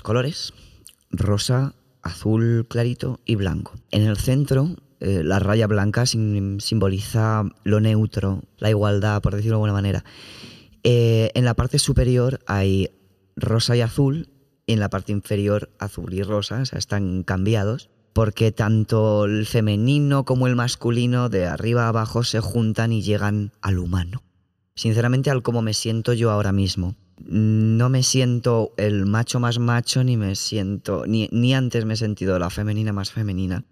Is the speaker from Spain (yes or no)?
yes; Community of Madrid, Spain; yo es que soy de la Comunidad de Madrid